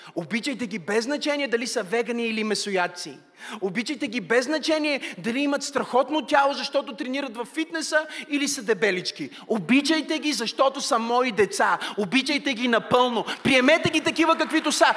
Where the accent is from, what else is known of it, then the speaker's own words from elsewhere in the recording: Bulgaria; сме българи